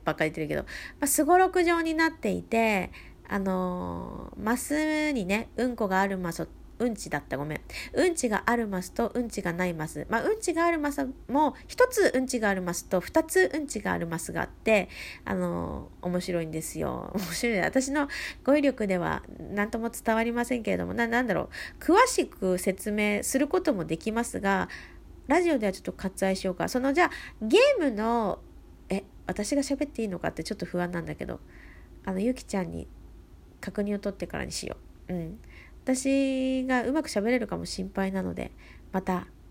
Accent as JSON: {"language": "Japanese", "region": "Gifu", "country": "Japan", "tie": "born or raised there", "moved": "yes", "said": "私の故郷、生まれふるさとですね、えー、岐阜県から"}